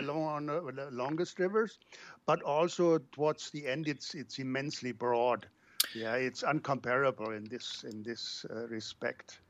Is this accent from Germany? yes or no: yes; Germany; now in Brazil; I live outside of my home country